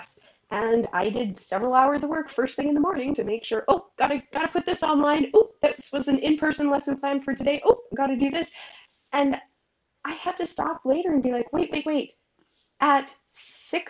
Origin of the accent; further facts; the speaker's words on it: Alberta, Canada; I'm from Alberta, Canada